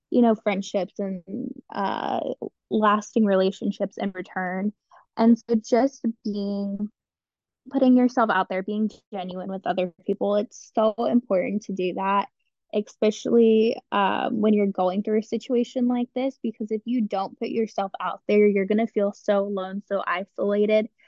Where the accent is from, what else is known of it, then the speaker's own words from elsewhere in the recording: Cleveland, Ohio, United States; And so that's how I ended up here and I'm from Cleveland and you know the whole rundown.